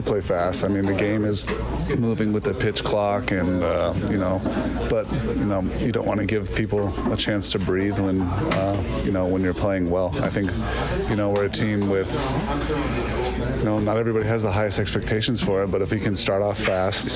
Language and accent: English; Las Vegas, Nevada, United States; Born and raised in Vegas